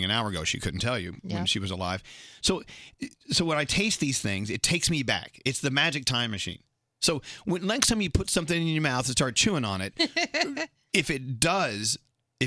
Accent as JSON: {"language": "English", "region": "Scotland", "country": "United Kingdom", "said": "I'm Scottish"}